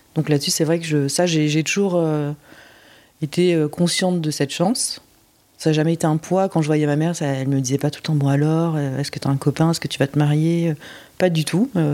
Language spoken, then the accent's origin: French; France; also born or lived in Busan, South Korea; j'ai été élevée par des parents français